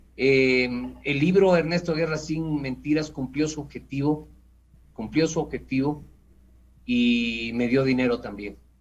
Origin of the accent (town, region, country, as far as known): Ecuador